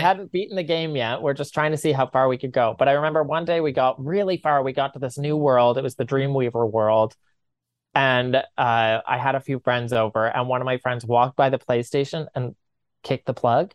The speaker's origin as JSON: {"language": "English", "town": "Corner Brook", "region": "Newfoundland and Labrador", "country": "Canada", "lives_now": "St. John's, Canada", "said": "I'm from Corner Brook"}